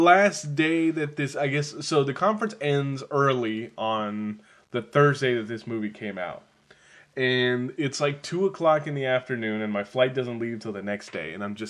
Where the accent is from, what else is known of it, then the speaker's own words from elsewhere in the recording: California, United States; I'm from California.